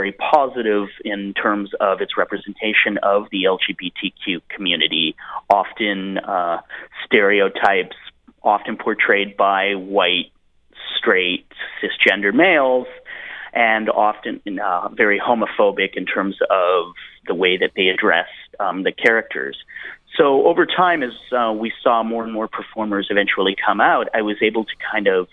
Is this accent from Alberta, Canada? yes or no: yes; Edmonton, Alberta, Canada; I grew up in Edmonton, Alberta, Canada